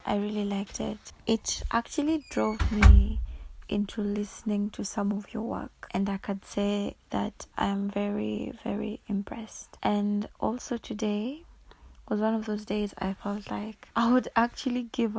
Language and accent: English; Kenya; I'm from Kenya.